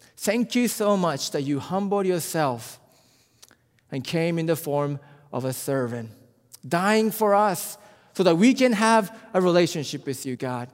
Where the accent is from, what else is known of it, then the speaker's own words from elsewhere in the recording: Japan; also born or lived in South Korea; I'm from Japan, and, uh, you know, Japanese people